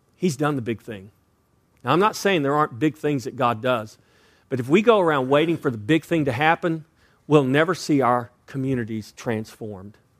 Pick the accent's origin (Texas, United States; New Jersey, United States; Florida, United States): Texas, United States; I was born and raised in Texas